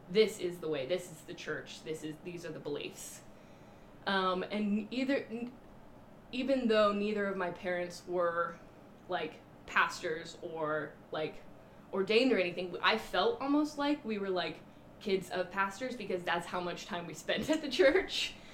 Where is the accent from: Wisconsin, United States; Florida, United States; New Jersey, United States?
Florida, United States; Orlando; born there; Grew up in the Baptist tradition. I was born in Orlando, Florida. My dad was stationed there, he was in the Navy.